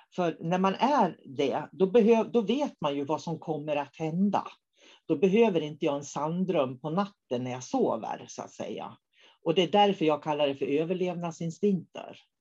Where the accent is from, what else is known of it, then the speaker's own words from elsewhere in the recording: Norrbotten County, Sweden; jag kommer från Norrbotten